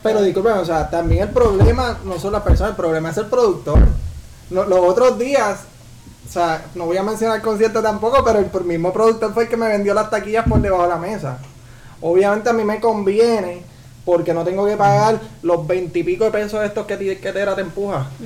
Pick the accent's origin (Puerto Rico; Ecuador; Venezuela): Puerto Rico; somos puertorriqueños